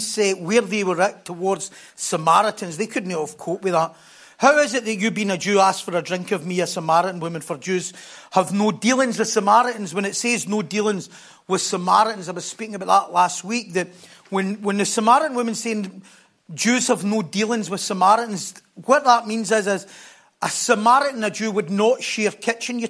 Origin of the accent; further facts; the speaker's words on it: North Lanarkshire, Scotland, United Kingdom; we're from North Lanarkshire